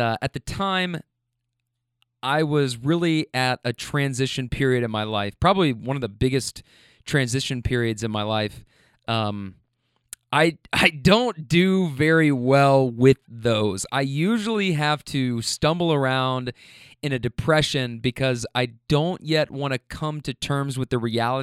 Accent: Kentucky, United States; moved away as an adult; also born or lived in Bay Area, California; When I meet people in the Bay and tell them I'm from Kentucky, they mostly say things like, "Wow, you're a long way from home."

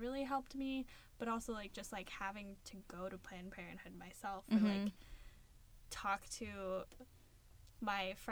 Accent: Missoula, Montana, United States; moved away as an adult; now in Seattle, United States; I'm from Missoula, Montana. It's the second largest city in Montana

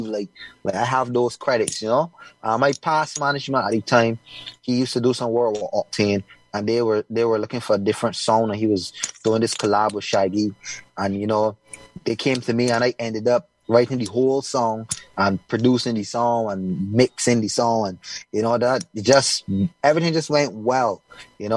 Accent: Barbados; people even think that I come from Africa instead of Barbados sometimes

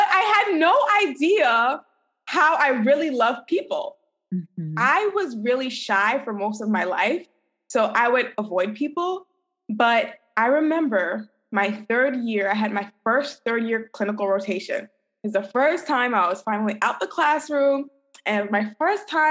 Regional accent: New York City, New York, United States; moved away as an adult; also born or lived in Kirksville, Missouri; I'm originally from New York City.

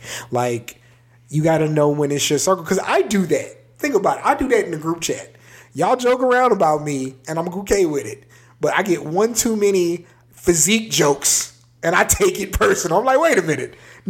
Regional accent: San Antonio, Texas, United States; also born or lived in Maryland / Wyoming; I'm from Maryland. I left when I was 8. I lived in Wyoming until I was 11. I grew up in San Antonio. And I'm 33. So I'm from Texas.

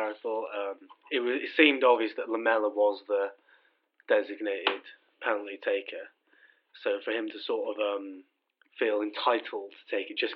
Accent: Shrewsbury, West Midlands, United Kingdom; I'm from Shrewsbury

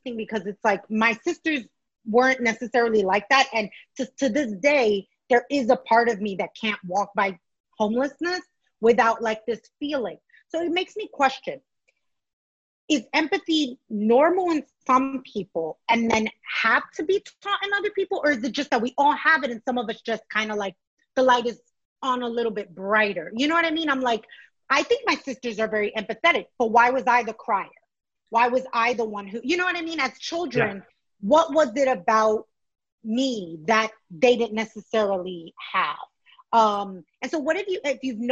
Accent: New York City, New York, United States; I grew up in New York City

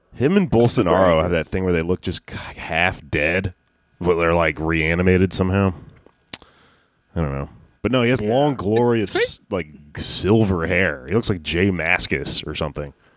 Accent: the South, United States; I'm from the South

